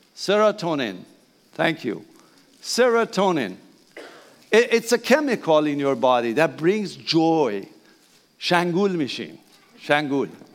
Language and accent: English; Iran; English is a second language; moved away; Please bear my accent, that's okay. I'm Persian